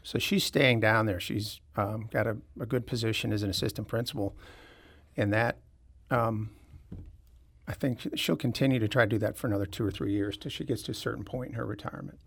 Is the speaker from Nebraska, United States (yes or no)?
no; Clayton, Missouri, United States; moved away as an adult; also born or lived in San Diego, California / Atlanta, Georgia; I grew up in Clayton